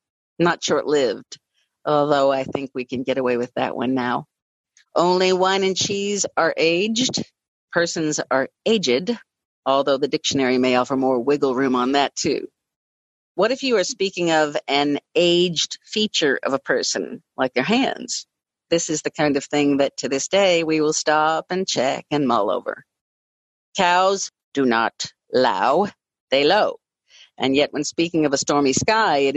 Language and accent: English; Louisville, Kentucky, United States; I stick to my hometown guns and say Louisville, Kentucky, instead of Louisville. I do not live in Louisville. I live in Louisville.